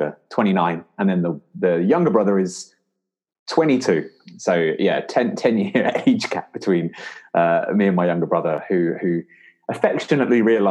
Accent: London, United Kingdom; also born or lived in Guildford; So I'm from Lewisham

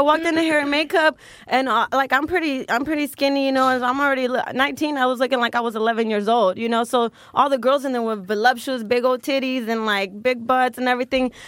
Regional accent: Richmond, Texas, United States; moved away; also born or lived in Galveston, Texas; I grew up right outside of Houston, like thirty minutes out in a little small town called Richmond, Texas

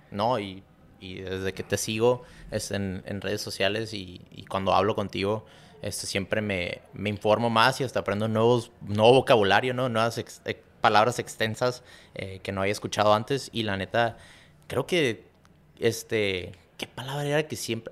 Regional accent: Tijuana, Baja California, Mexico; moved away as an adult; Nos regresamos a, a donde crecimos otra vez en Tijuana.

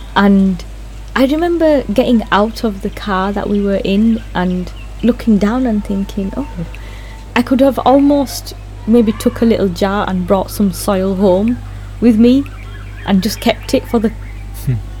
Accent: Bradford, Yorkshire and the Humber, United Kingdom; I was born in Bradford.

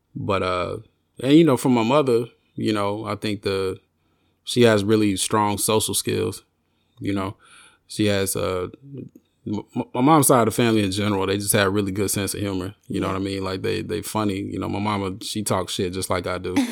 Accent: Arkansas, United States; I grew up in the South, born and raised in the South in Arkansas

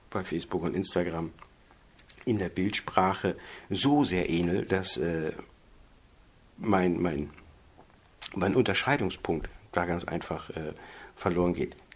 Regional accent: Geesthacht, Schleswig-Holstein, Germany; born there; ich bin 1975 in Geestach bei Hamburg geboren.

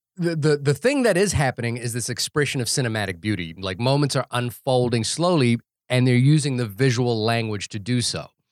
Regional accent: New Zealand; I think it's a characteristic of being a New Zealander

